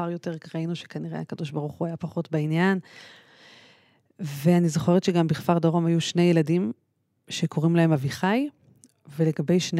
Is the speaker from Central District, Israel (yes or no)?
yes; Kfar Saba, Central District, Israel; אני גדלתי בכפר סבא